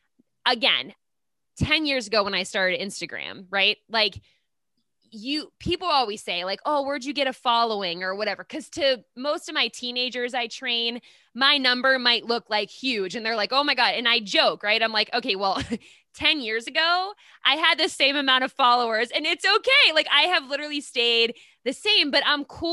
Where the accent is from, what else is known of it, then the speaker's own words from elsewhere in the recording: Pittsburgh, Pennsylvania, United States; moved away; I'm originally from Pittsburgh, Pennsylvania.